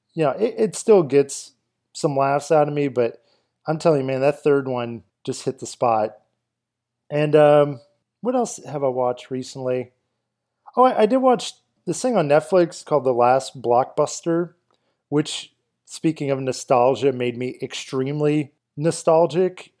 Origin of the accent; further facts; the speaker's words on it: Kenner, Louisiana, United States; I grew up in Kenner for a big chunk of my life